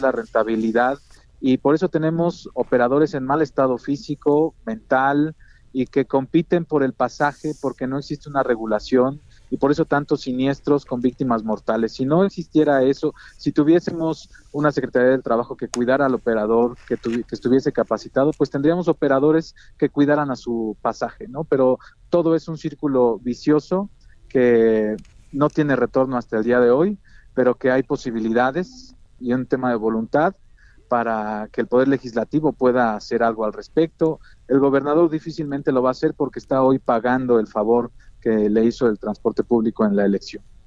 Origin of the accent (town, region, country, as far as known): State of Mexico, Mexico